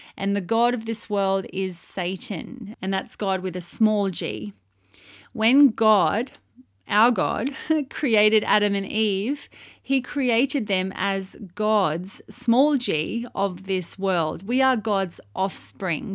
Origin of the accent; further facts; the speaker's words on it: Australia; moved away as an adult; also born or lived in Saudi Arabia; as an Australian citizen, I went to Saudi Arabia to live and to work over there